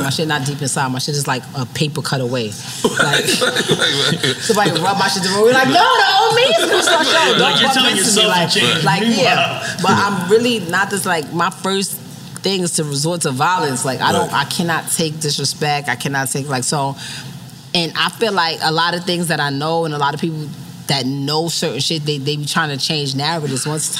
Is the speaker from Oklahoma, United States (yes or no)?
no; New York City, New York, United States; I'm from the Bronx, and I'm a hood chick.